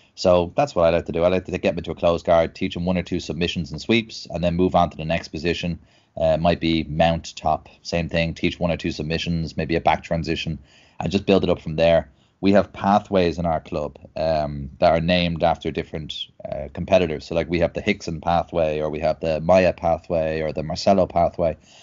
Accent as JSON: {"language": "English", "town": "Dublin", "region": "Leinster", "country": "Ireland", "tie": "born or raised there", "said": "I'm uh, born and bred in Dublin."}